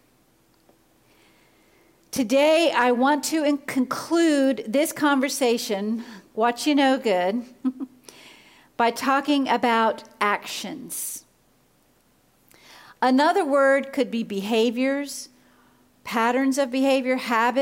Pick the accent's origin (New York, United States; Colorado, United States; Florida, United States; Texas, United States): Florida, United States; I grew up in Florida